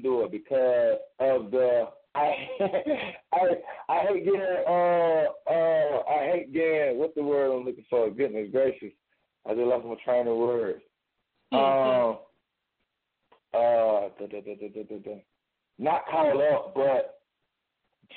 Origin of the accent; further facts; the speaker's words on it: Chicago, Illinois, United States; moved away; also born or lived in Mobile, Alabama; I'm from Mobile, Alabama. Born and raised in Chicago, Illinois. But I was partially raised in Mobile, Alabama